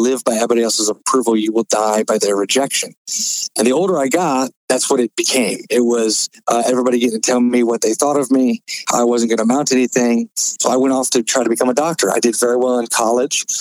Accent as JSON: {"language": "English", "region": "Florida", "country": "United States", "tie": "born or raised there", "said": "I was born in Florida"}